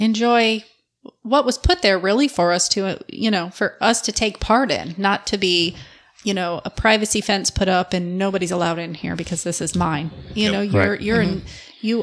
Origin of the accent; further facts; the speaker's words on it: Michigan, United States; now in Florida, United States; I grew up in Michigan